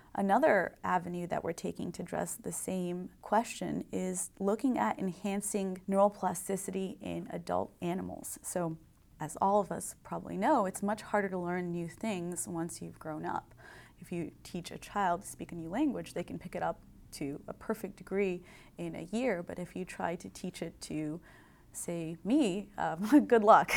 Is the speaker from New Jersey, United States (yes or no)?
no; Indiana, United States; also born or lived in Berkeley, California; I grew up in Indiana, and like all good Hoosiers who want to become engineers, I came to Purdue